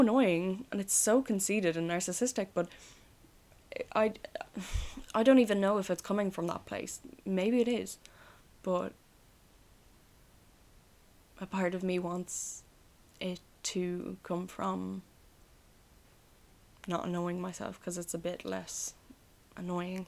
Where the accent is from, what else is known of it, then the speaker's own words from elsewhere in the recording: Ireland; I am Irish, I guess, but it's only a part of me that's Irish